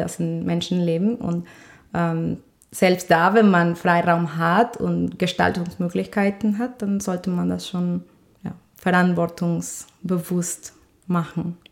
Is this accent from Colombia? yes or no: yes; Colombia; German is a second language; moved away as an adult; now in Düsseldorf, Germany; Ich komme ja nämlich aus Kolumbien